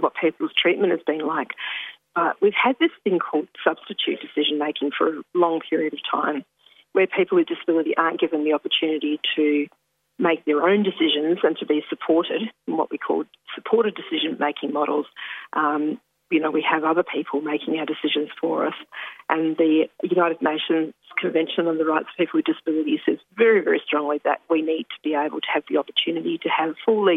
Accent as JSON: {"language": "English", "area": "Ballardong Country", "region": "Western Australia", "country": "Australia", "moved": "yes", "lives_now": "Victoria, Australia", "said": "I'm originally from Balladong Country in Western Australia. currently in Victoria"}